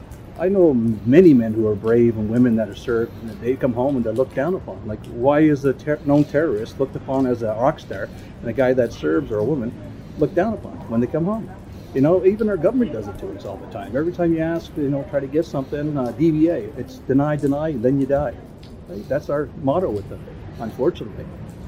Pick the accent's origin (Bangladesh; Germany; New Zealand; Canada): Germany; I served in Syria, I served in Bosnia, and I'm from Germany.